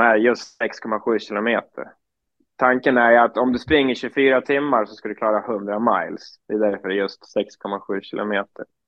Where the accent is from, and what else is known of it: Surahammar, Västmanland, Sweden; also born or lived in Falun